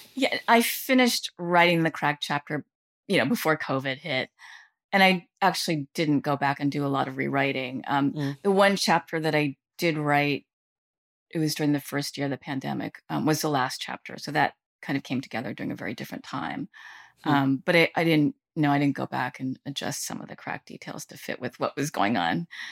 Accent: Southern California, United States; moved away as an adult; now in New York, United States; I did grow up, you know, for nine years in Southern California

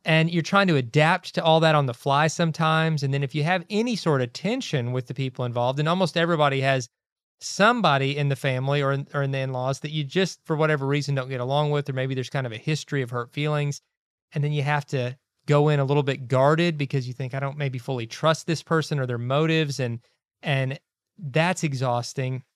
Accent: Kentucky, United States; moved away; We grew up in Kentucky

